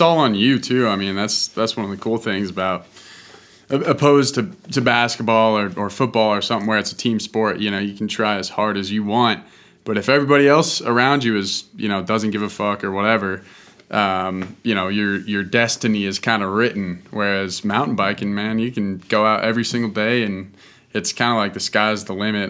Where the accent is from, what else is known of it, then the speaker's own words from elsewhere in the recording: Boulder, Colorado, United States; I grew up in Boulder where mountain biking is pretty pretty popular.